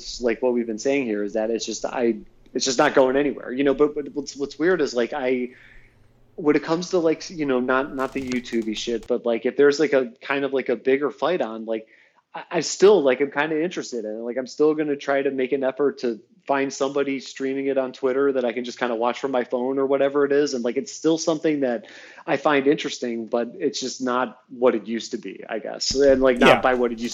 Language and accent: English; Cleveland, Ohio, United States; my hometown